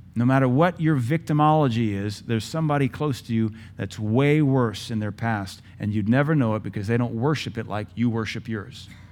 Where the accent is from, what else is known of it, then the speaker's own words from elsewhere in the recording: United States; I'm a U S citizen